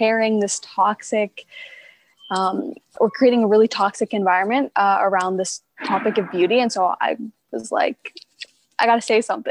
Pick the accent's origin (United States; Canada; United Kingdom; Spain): Canada; Prince George, British Columbia; also born or lived in Quesnel; I've actually lived in Prince George almost my whole life, but a fun fact about me is that I was born in Quesnel